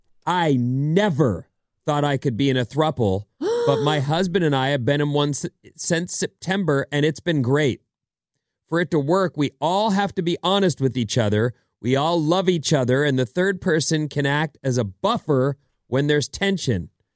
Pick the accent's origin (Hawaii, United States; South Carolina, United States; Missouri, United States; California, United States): California, United States; We're from California.